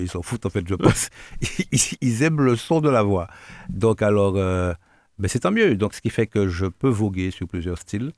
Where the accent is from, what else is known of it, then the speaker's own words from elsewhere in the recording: Guadeloupe; also born or lived in Martinique; je suis Guadeloupéen, né à Guadeloupe, de par Guadeloupéen.